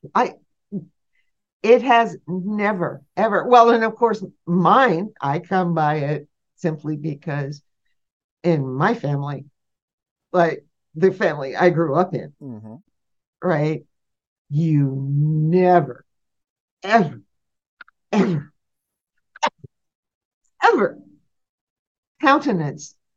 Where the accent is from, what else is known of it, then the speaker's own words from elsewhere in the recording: Sault Ste. Marie, Ontario, Canada; I grew up in Sault Ste. Marie, which had very few Jewish people in it